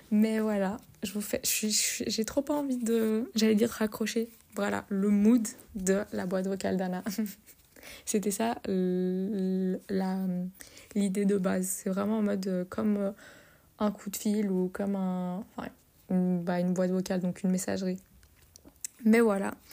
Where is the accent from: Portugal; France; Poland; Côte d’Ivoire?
Portugal; moi, je suis portugaise, avec tous les clichés qui vont avec.